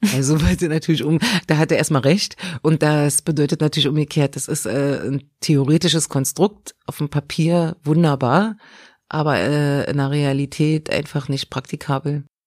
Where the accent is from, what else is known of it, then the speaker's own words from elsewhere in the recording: Berlin, Germany; aus Berlin-Lichtenberg, weil da bin ich geboren.